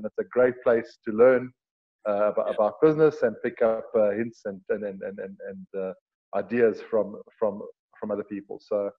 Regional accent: Johannesburg, Gauteng, South Africa; So I was born in Heilbron in Johannesburg. My parents originally came from Mozambique. Being Portuguese, they came to South Africa. My dad studied at Potch Boys, married my mom, brought her over, and settled in Joburg. I was born in Heilbron, and I've been in Johannesburg ever since.

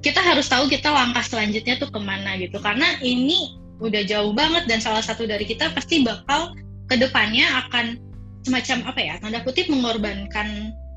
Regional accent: Java, Indonesia; also born or lived in Semarang; now in Jakarta, Indonesia; gue sebagai orang Jawa

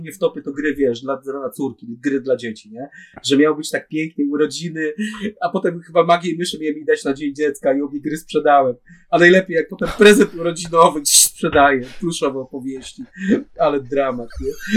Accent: Opole Voivodeship, Poland; U nas, u nas w Opol, na Opolszczyźnie

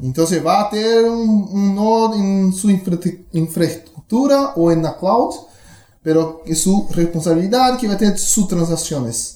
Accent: Brazil; first language Portuguese; Spanish is a second language; soy brasileño

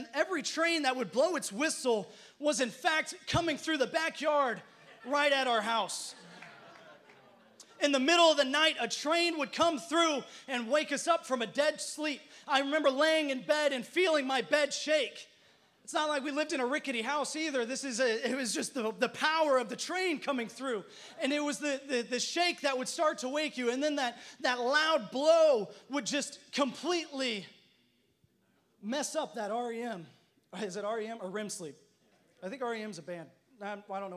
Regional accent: Elkhart, Indiana, United States; I grew up in Elkhart, Indiana, if you didn't know. I'm a Midwestern.

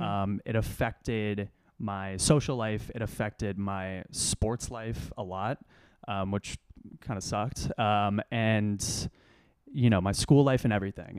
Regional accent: Austin, Texas, United States; moved away as an adult; also born or lived in Los Angeles, California / Ithaca, New York; now in New York City, United States; Dad moved to Austin, Texas. They have better, uh, public schools there. So went to middle school and high school there

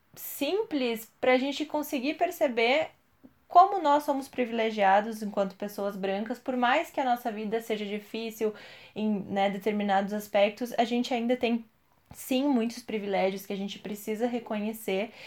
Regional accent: Brazil; A gente, enquanto brasileiro, a gente não conhece a história do nosso povo

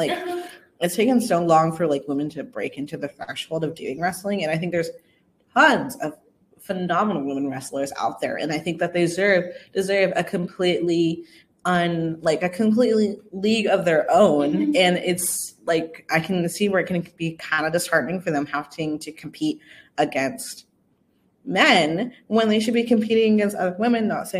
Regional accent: Texas, United States; born there; I was born in Texas, do not listen to country.

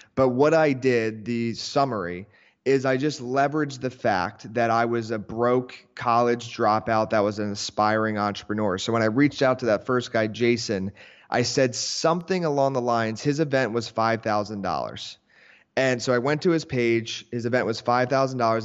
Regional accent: Philadelphia area, Pennsylvania, United States; now in Miami, United States; I live down in Miami now, but I'm originally from Philadelphia area, like, suburbs, so it's actually, like, an hour north of Philadelphia, and small town

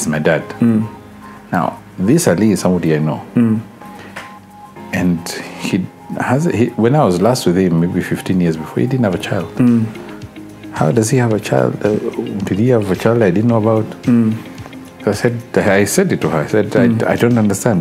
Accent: Malindi, Kilifi County, Kenya; moved away; I'm Malindian.

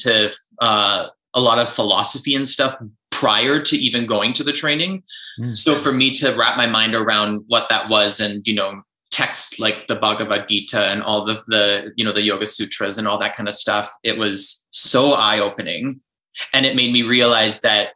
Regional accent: Vancouver, British Columbia, Canada; also born or lived in Ontario; now in Calgary, Canada; I'm actually from Vancouver. I'm from the West Coast

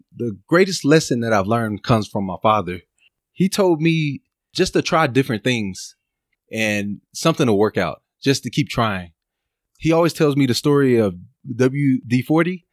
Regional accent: Dallas, Texas, United States; now in Los Angeles, United States; I'm from Dallas, Texas

